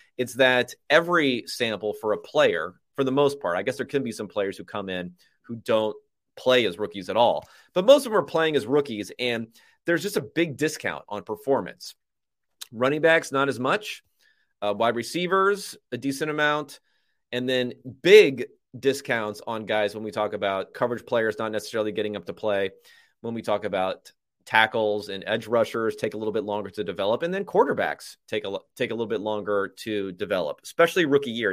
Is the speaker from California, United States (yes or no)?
yes; Southern California, United States; I'm from Southern California